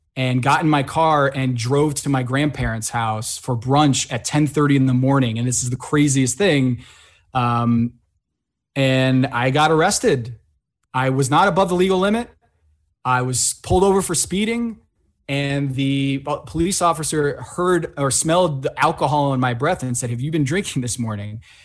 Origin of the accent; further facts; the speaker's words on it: Connecticut, United States; also born or lived in Sao Paulo, Brazil; I grew up in Connecticut.